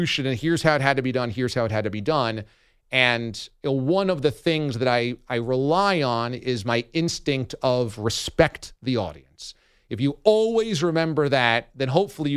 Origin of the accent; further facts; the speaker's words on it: New York, United States; also born or lived in Boston; I'm from New York. My family is here.